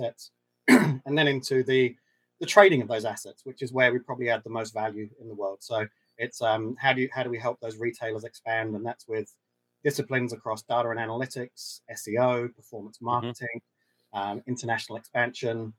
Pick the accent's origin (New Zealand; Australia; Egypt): New Zealand; some of the Kiwi DNA plays into that as well